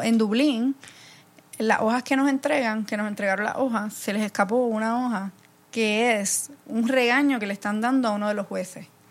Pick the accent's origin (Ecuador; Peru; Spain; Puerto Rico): Puerto Rico; soy de, de Puerto Rico